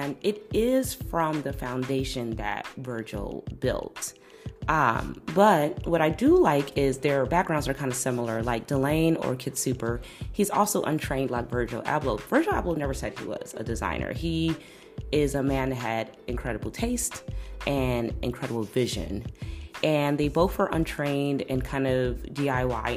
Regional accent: Chicago, Illinois, United States; I'm from Chicago

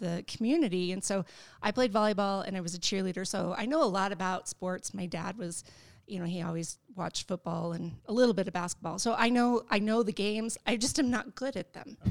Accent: Burns, United States; I grew up in Burns, basically. That was where I went to junior high and high school.

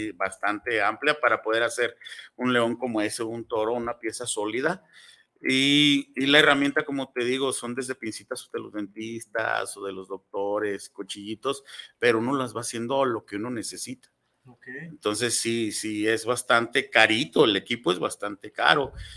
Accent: Tlaquepaque, Jalisco, Mexico; soy originario de Tlaquepaque, soy artesano 100% de Tlaquepaque

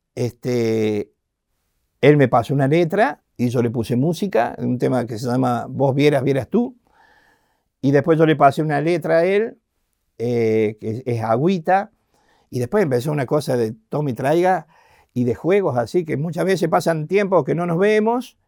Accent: Argentina; Encima del interior, con mucha raíz

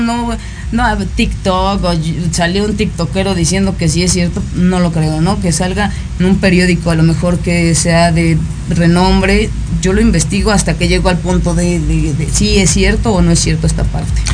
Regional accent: Mexico; Cuando nací, nací en el territorio mexicano

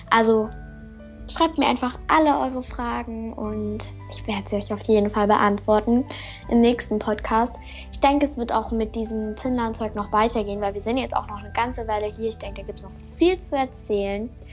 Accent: Germany; now in Finland

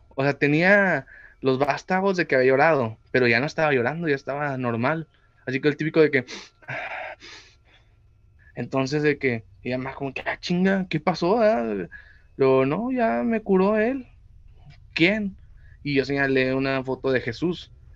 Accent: Mexico; Yo soy mexicano

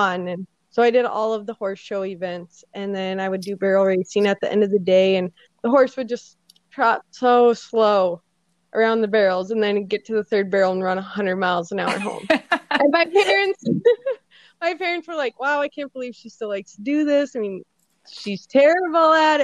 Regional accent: Grand Forks, North Dakota, United States; I'm from Grand Forks, North Dakota.

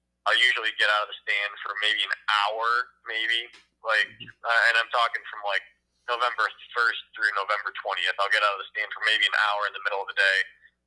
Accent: Michigan, United States; my home state in Michigan

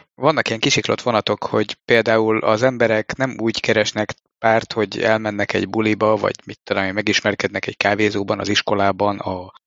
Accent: Budapest, Hungary; én pedig Pesti vagyok

